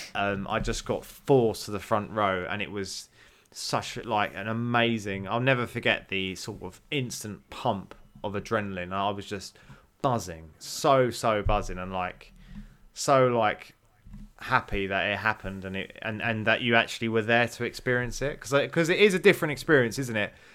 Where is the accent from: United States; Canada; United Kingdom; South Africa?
United Kingdom; I felt like being British was, was a sort of very sort of proud moment during them Olympics